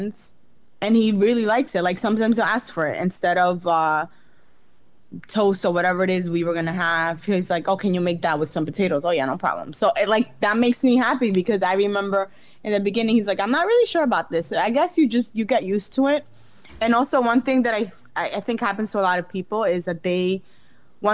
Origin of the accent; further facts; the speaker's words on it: Jarabacoa, La Vega, Dominican Republic; moved away; I went back to like Jarabacoa, Dominican Republic, where I'm from